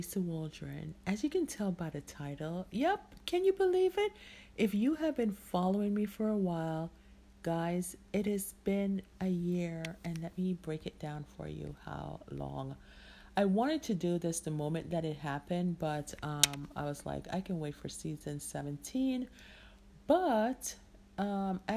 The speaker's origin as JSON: {"language": "English", "country": "Jamaica", "said": "I'm Jamaican"}